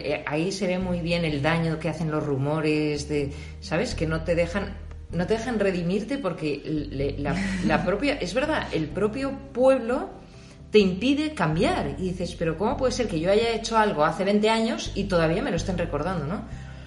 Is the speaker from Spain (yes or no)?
yes; Spain; siendo española, que no soy fan de las series españolas